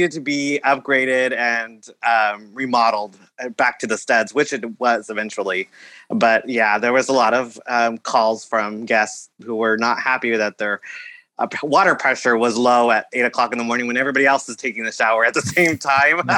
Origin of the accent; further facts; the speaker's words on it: California, United States; also born or lived in Florida; I'm originally from California